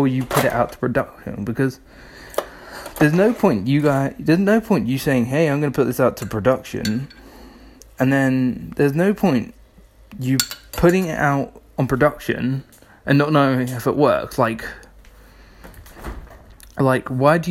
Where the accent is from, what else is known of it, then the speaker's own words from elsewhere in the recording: United Kingdom; we're British